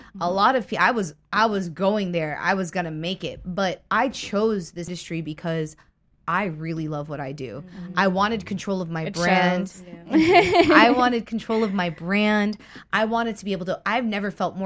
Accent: Miami, Florida, United States; moved away; I was told no so many times in Miami, where I'm from, that I left my hometown, I left my state

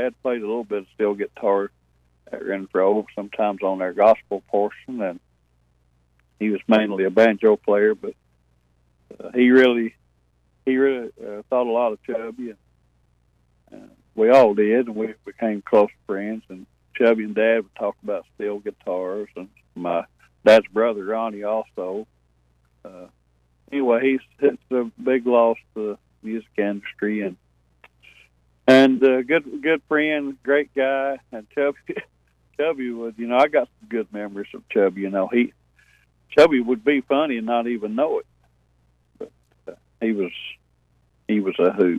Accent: Berea, Kentucky, United States; I'm from Berea, Kentucky

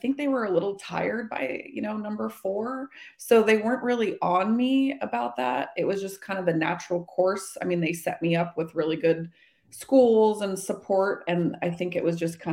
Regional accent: Redwood City, California, United States; I was born in Redwood City, California, and then pretty much haven't left the Bay Area

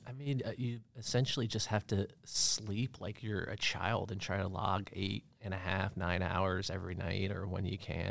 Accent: Bar Harbor, Maine, United States; also born or lived in Connecticut; I moved to Maine when I was about ten years old and grew up

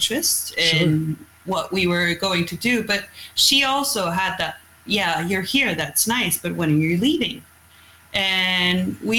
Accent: Sortland, Nordland, Norway; English is a second language; now in Røst, Norway; I'm from somewhere called Sortland.

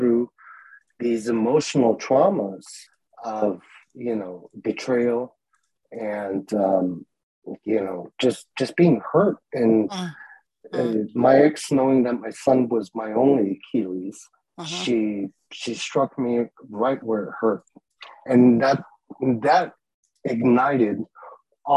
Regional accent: Tehran, Tehran Province, Iran; I was born in Tehran, Iran, during the war.

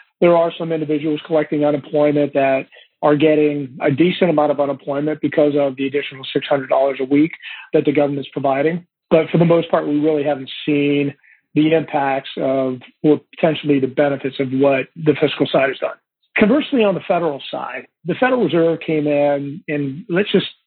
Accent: Ohio, United States; I grew up in Ohio

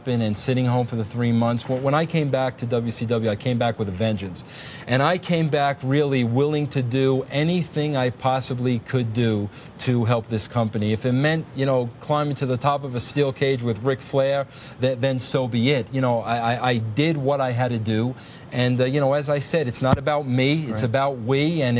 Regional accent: New York, United States; You know, coming from Long Island, you know I'm a New Yorker.

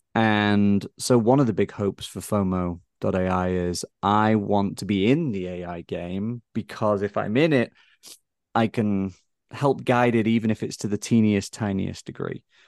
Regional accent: Blackpool, North West England, United Kingdom; moved away as an adult; now in United States; my hometown in England, for instance, some of your listeners might know it, Blackpool

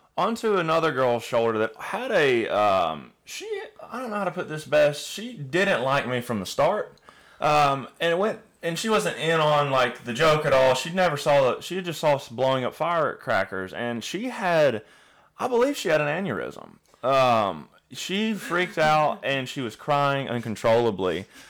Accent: Alabama, United States; I'm from Alabama

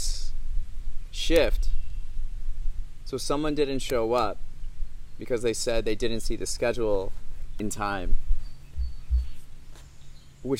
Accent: Midwest, United States; I grew up on the farm, right? I grew up in the Midwest, United States of America

